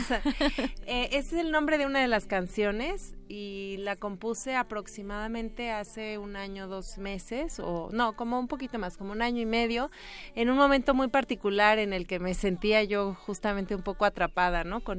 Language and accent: Spanish; Veracruz, Mexico; Bueno, como ya lo mencionaba, soy de Veracruz eh, y bueno, pues este proyecto en realidad comenzó hace muchísimo tiempo